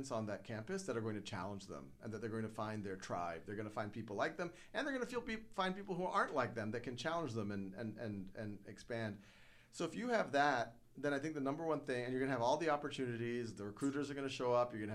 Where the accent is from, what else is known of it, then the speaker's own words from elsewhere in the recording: New Orleans, Louisiana, United States; I grew up in New Orleans.